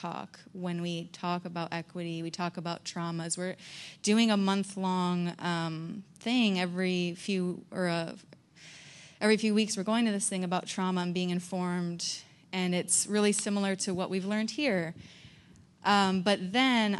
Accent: Florida, United States; I'm from Florida

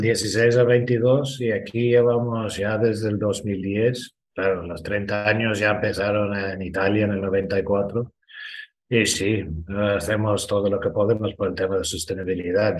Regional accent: Ireland; Spanish is a second language; now in Spain; Soy irlandés

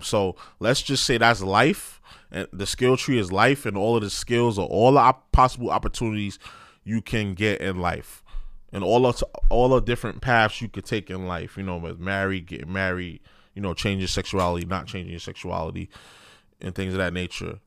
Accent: New York City, New York, United States; I grew up in New York City public school.

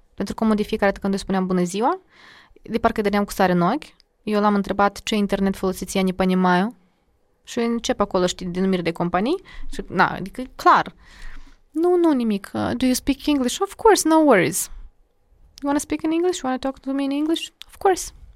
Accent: Chișinău, Moldova; Eu sunt din Chișinău, uh, mama e de la nord, Iedineț, Gordinești, și tata e din Lozova, Strășeni. Dar eu mă consider de la nord

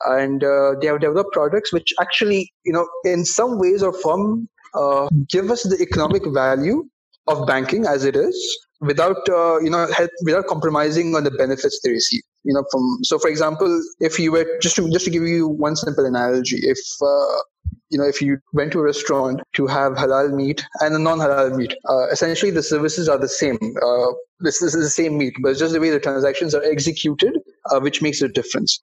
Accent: Bahrain; in my home country of Bahrain

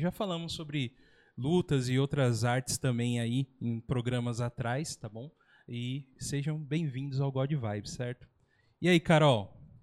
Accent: São Paulo, Brazil; moved away; eu era de São Paulo, mas era ali bem Zona Sul. Anchieta, Carrefour Anchieta

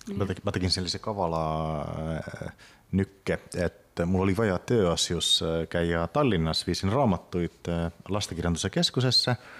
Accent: Kitee, North Karelia, Finland; Estonian is a second language; now in Tartu, Estonia; ma olen ise ju pärit Kite linnast

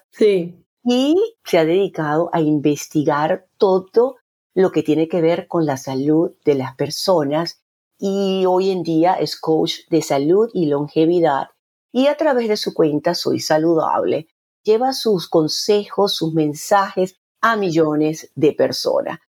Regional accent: Maracaibo, Zulia, Venezuela; Sí, porque aunque ella es de Beirut, somos ambas de Maracaibo y hemos crecido

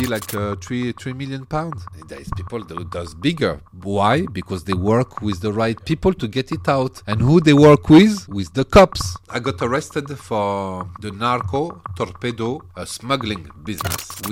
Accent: Paris, Île-de-France, France; also born or lived in Algeria; So I was raised in Paris.

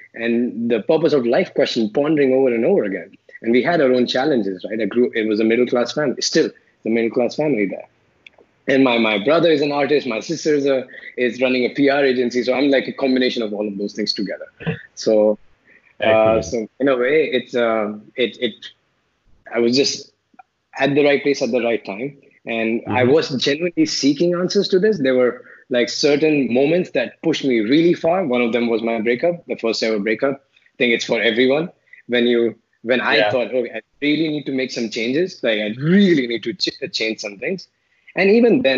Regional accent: Delhi, India; moved away as an adult; also born or lived in Chandigarh / Mumbai / Philippines / Kuala Lumpur; I grew up in Delhi

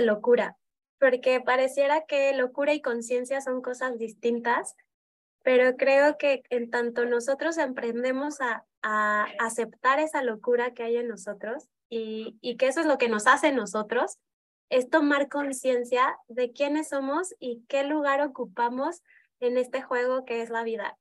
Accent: Mexico City, Mexico; moved away as an adult; also born or lived in Buenos Aires; now in León, Mexico; yo soy de Ciudad de México y me mudé a León hace ocho años cuando mi primera hija nació

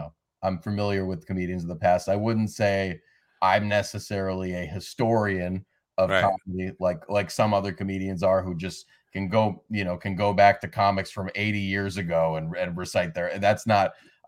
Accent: Massachusetts, United States; moved away as an adult; also born or lived in Shanghai, China; now in New York, United States; when I was living in Massachusetts, you know, growing up, but you know, lived there my whole life through high school.

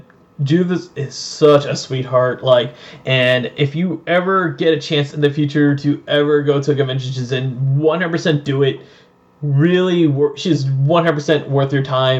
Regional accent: Georgia, United States; We're from Georgia

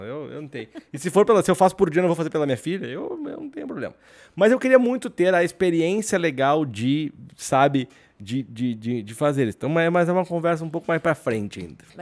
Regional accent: Rio Grande do Sul, Brazil; Eu sou do Rio Grande do Sul

